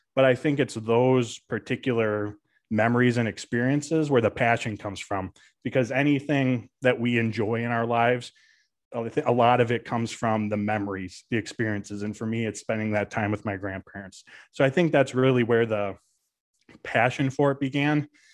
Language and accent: English; Green Bay, Wisconsin, United States; I am born and raised in Green Bay, Wisconsin, still call it home to this day